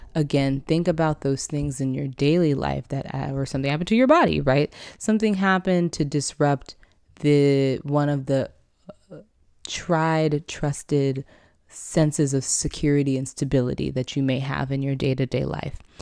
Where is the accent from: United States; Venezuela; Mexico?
United States; San Diego, California; I'm from San Diego, California